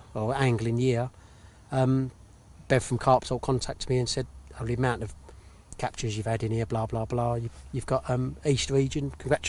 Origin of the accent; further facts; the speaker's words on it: Cheshunt, East of England, United Kingdom; moved away; I was brought up in Hertfordshire, sort of Cheshunt in Hertfordshire, which is all like Lee Valley, North Mare, Maidsmeads and everything.